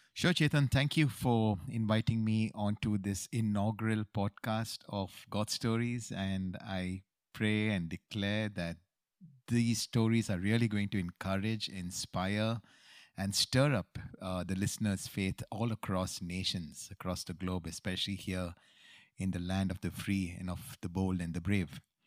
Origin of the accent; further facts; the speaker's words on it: Bangalore, Karnataka, India; moved away as an adult; also born or lived in New York, United States; we are homegrown boys from Bangalore City